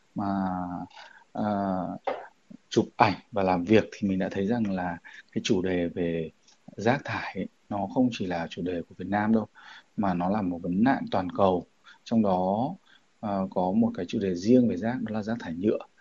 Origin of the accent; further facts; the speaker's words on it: Vietnam; ở ngay quê hương mình